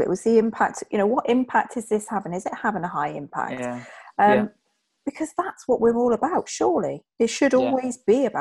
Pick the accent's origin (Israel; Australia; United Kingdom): United Kingdom; England; now in Wales; growing up in England